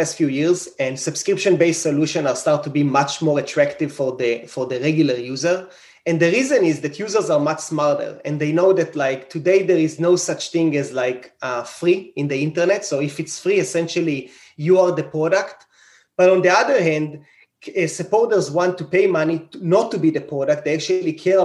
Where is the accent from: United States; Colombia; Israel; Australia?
Israel; moved away as an adult; I grew up in Israel